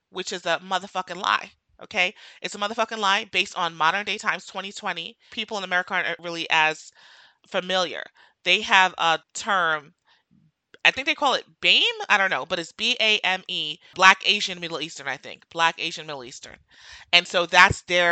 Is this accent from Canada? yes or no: no; Jamaica; now in United States; I'm Jamaican